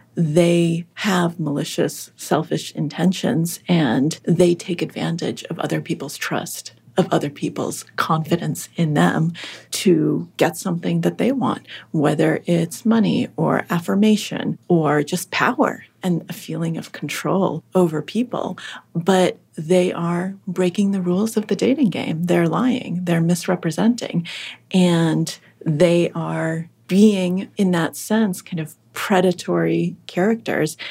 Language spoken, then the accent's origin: English; Acton, Massachusetts, United States; English is a second language; also born or lived in Russia; I grew up in Acton, Massachusetts, which is one of the northwest suburbs of Boston.